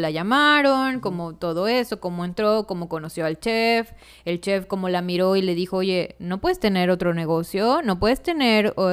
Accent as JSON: {"language": "Spanish", "country": "Mexico", "said": "como mexicanos"}